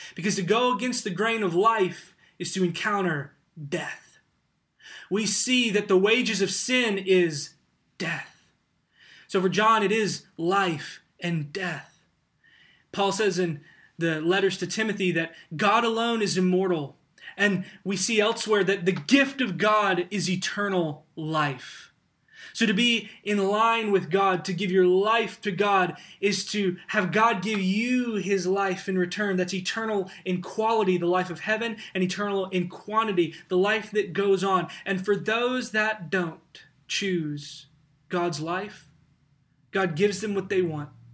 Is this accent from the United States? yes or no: yes; United States; as American Christians